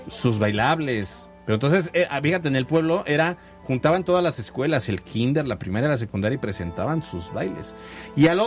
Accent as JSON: {"language": "Spanish", "country": "Mexico", "said": "lo que somos los mexicanos"}